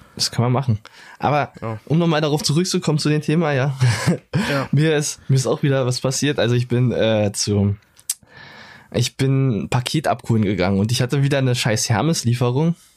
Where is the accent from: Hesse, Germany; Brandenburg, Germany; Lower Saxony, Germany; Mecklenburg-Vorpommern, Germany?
Brandenburg, Germany; Brandenburg an der Havel; Geboren in Brandenburg an der Havel